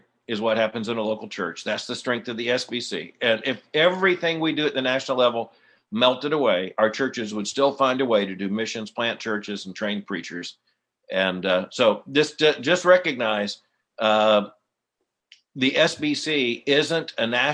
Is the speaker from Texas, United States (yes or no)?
no; southern Kentucky, United States; I'm from the southern part